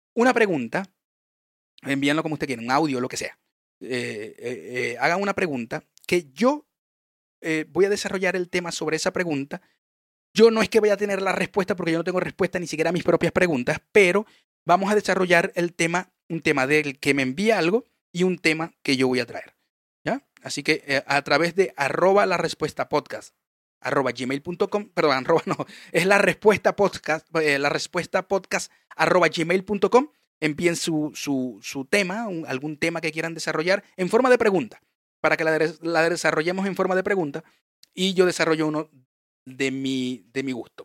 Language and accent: Spanish; Venezuela; yo sé que soy venezolano